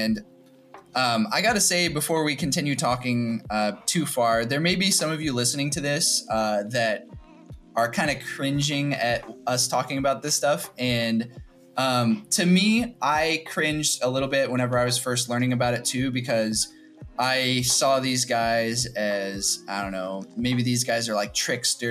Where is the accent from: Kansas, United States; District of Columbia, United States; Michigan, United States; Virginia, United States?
Kansas, United States; moved away as an adult; also born or lived in St. Louis; at the time I was living in a different city, which was St. Louis. I'm from Kansas